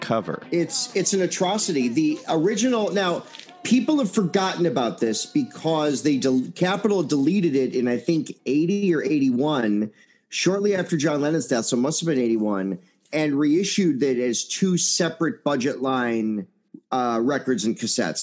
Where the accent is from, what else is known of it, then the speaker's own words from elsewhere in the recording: Chicago, Illinois, United States; I'm a Chicagoan